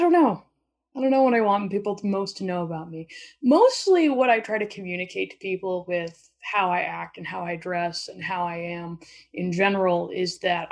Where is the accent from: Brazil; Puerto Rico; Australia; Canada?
Canada; Alberta; now in Vancouver, Canada; I am originally from Alberta, but I live in Vancouver, British Columbia now.